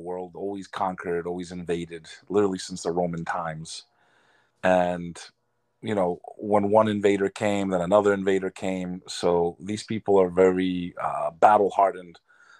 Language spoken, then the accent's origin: English; Houston, Texas, United States; also born or lived in Spring, Texas; now in New York City, United States; I was actually born in Houston.